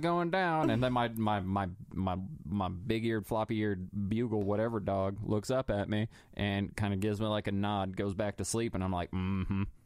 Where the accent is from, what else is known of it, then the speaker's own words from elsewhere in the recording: North Pole, Alaska, United States; moved away; I was born and raised in North Pole, Alaska